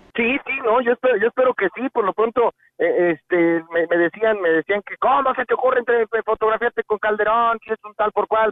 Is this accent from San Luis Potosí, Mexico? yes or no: yes; San Luis Potosí, Mexico; somos los, los potosinos